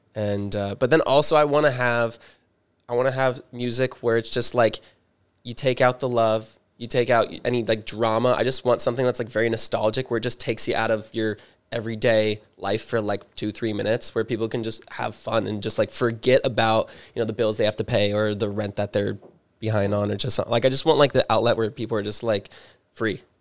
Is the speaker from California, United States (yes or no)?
yes; Newport Beach, California, United States; moved away as an adult; now in Los Angeles, United States; born and raised in Orange County, um, specifically Newport